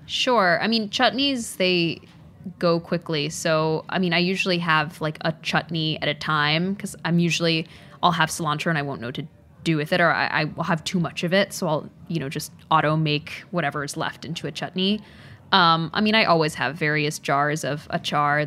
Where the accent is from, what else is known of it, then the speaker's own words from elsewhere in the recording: Dallas, Texas, United States; growing up in Dallas, there are all these amazing immigrant communities